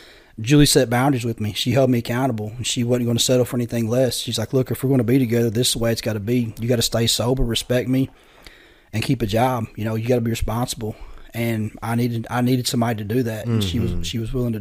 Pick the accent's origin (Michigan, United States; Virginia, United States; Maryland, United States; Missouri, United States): Missouri, United States; Poplar Bluff, Missouri area, United States; I ended up in a rescue mission in Poplar Bluff, Missouri, where I'm from. It's about an hour from my hometown